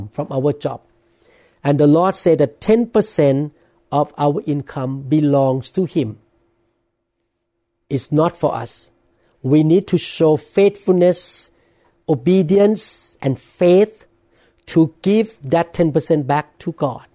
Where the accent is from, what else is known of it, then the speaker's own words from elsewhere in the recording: Thailand; now in United States; I'm a man born and I grew up in Thailand.